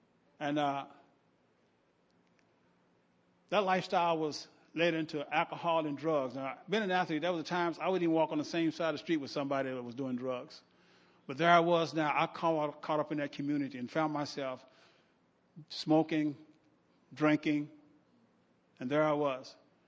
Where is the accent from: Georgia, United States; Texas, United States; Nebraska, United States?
Nebraska, United States; Omaha; And I'm from Omaha and I'm thinking, what in the world have I got myself into?